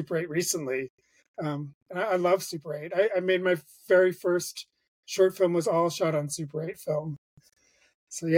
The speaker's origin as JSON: {"language": "English", "town": "Bangor", "region": "Maine", "country": "United States", "tie": "born or raised there", "also_born_or_lived": "Rhode Island", "moved": "yes", "said": "I grew up in Bangor, Maine, and so I was very isolated."}